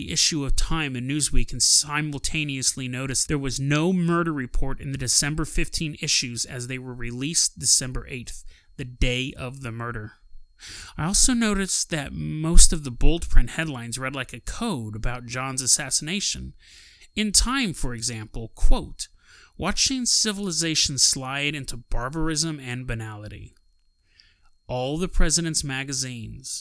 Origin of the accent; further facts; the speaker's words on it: Healdsburg, California, United States; also born or lived in Helena, Montana; I was born in Helena, Montana, March 1st, 1954, and I was raised in Northern California in a small town called Healdsburg